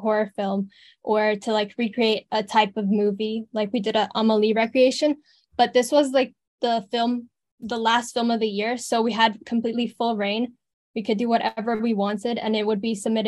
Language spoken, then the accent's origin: English; Romania; now in Abu Dhabi, United Arab Emirates; I am from Romania